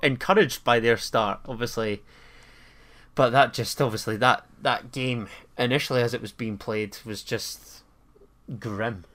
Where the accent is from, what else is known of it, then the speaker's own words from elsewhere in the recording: Scotland, United Kingdom; we're both Scottish